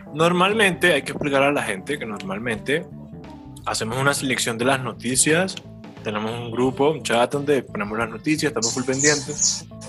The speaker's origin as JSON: {"language": "Spanish", "town": "San Andrés", "region": "San Andrés and Providencia", "country": "Colombia", "said": "Yo soy de San Andrés"}